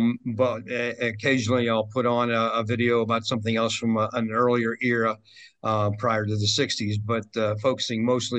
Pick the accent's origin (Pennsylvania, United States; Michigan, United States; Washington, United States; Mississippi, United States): Pennsylvania, United States; Pittsburgh; now in Florida, United States; born and raised in Pittsburgh and now living in Florida, relocated here